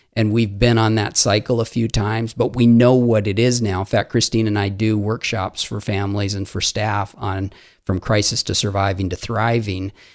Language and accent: English; Haiti; I grew up in Haiti